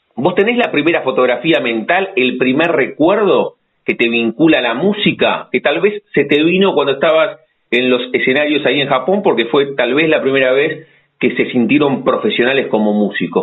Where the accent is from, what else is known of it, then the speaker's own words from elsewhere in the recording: La Plata, Buenos Aires Province, Argentina; sentimos eso los platenses, tenemos eso